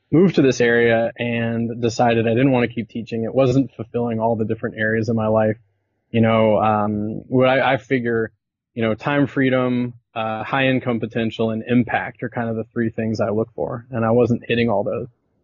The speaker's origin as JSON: {"language": "English", "region": "southern United States", "country": "United States", "tie": "born or raised there", "also_born_or_lived": "Venezuela", "moved": "yes", "lives_now": "Belleville, Canada", "said": "I grew up in the States, grew up in the southern United States"}